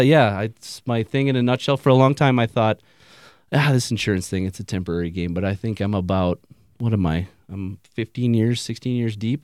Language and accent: English; Wisconsin, Minnesota, United States; moved away as an adult; now in Denver, United States; I'm from, I mean, Minnesota, Wisconsin. I'm damn near Canadian